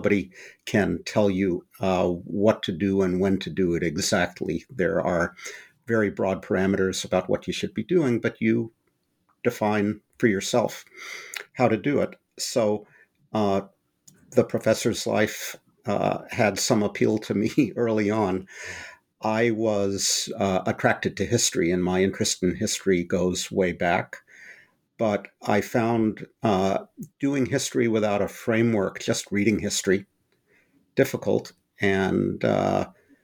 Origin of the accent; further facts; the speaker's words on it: Berkeley, California, United States; not only did I grow up in the Bay Area, I grew up in Berkeley, California